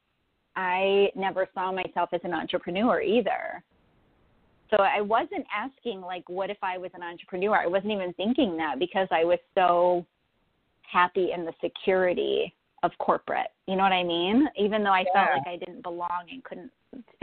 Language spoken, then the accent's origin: English; Florida, United States; now in Buffalo, United States; I'm actually in Buffalo, New York. I was born in Florida, actually, and moved north to Buffalo